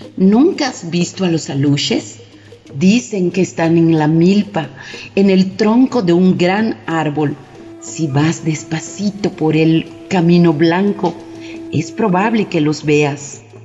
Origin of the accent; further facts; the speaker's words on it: Muna, Yucatán, Mexico; soy maestra de literatura y bordado en mi pueblo de Muna, Yucatán